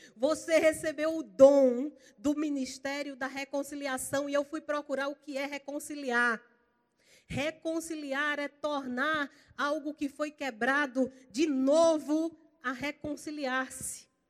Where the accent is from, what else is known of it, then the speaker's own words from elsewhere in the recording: Campina Grande, Paraíba, Brazil; now in Goiânia, Brazil; Eu sou paraibana, eu sou lá de Campina Grande. Eu estou só emprestada lá em Goiânia